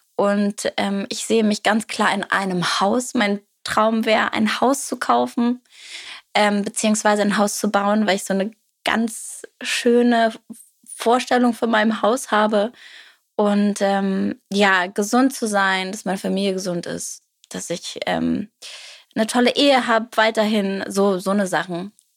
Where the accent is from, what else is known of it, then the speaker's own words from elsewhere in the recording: near Wolfsburg-Braunschweig, Lower Saxony, Germany; ich komme in der Nähe aus Wolfsburg-Braunschweig